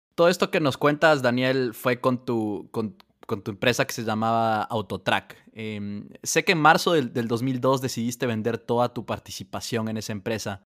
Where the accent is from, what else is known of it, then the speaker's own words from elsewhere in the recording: Ecuador; yo que crecí en Ecuador